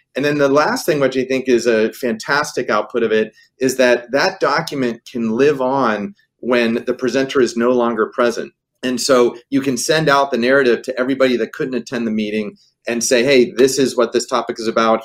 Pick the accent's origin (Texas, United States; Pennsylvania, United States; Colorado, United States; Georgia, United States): Pennsylvania, United States; Pittsburgh; moved away; I was a kid growing up in Pittsburgh